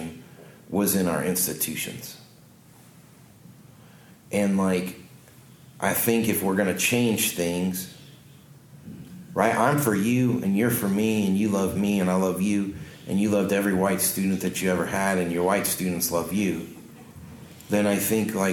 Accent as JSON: {"language": "English", "region": "the North", "country": "United States", "tie": "born or raised there", "moved": "yes", "said": "I grew up in the North."}